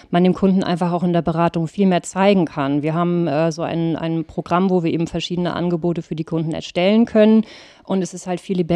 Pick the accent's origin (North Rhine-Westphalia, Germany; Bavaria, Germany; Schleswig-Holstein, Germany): Schleswig-Holstein, Germany; Ratzeburg; Ich bin in Ratzeburg tatsächlich aufgewachsen, geboren und habe da viele Jahre ja auch gelebt, bis ich im Endeffekt mit der Schule fertig war